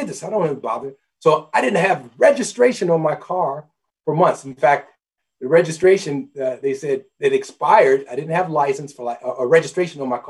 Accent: Omaha, Nebraska, United States; I was raised in Omaha, Nebraska.

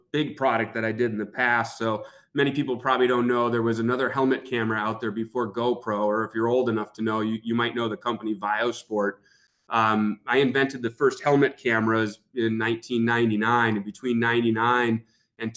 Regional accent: Marquette, Michigan, United States; I'm from Marquette, Michigan. We're in the Upper Peninsula

